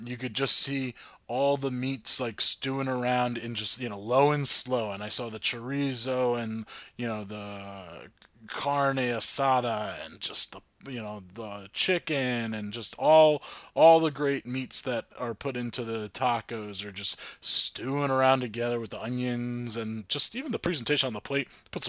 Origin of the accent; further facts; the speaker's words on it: New Jersey, United States; Yeah. We're from New Jersey. We're in New Jersey. We're in North Jersey.